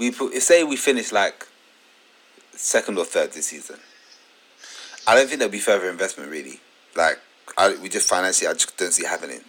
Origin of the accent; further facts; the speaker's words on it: London, United Kingdom; I grew up in Tottenham